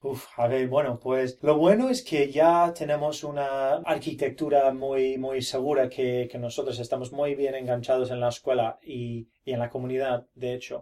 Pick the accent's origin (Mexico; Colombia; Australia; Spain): Australia; Brisbane, Queensland; Spanish is a second language; yo no soy nativo, yo eh, nací en Brisbane